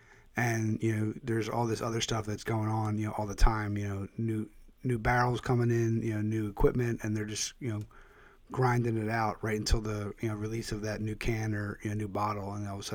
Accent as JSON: {"language": "English", "town": "Philadelphia", "region": "Pennsylvania", "country": "United States", "said": "I'm originally from the Philadelphia area"}